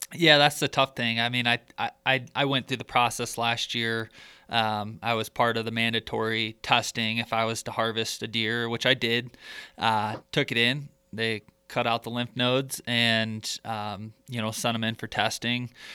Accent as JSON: {"language": "English", "region": "Michigan", "country": "United States", "tie": "born or raised there", "said": "growing up in Michigan, the the neighboring county to where I grew up"}